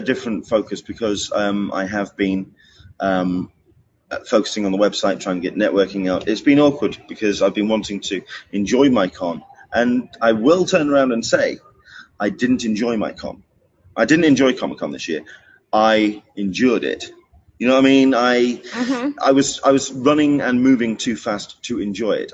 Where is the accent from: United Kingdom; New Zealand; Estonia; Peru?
United Kingdom; England; as an Englishman, as someone from mm-hmm. outside of uh, the uh, US coming